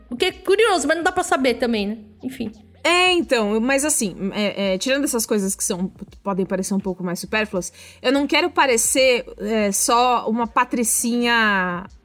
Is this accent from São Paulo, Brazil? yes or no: yes; São Paulo, Brazil; eu cresci em São Paulo dentro de um apartamento.